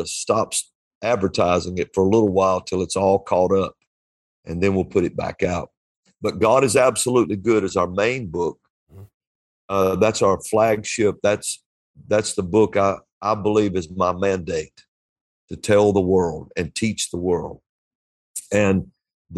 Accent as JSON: {"language": "English", "region": "Alabama", "country": "United States", "said": "I'm from Alabama."}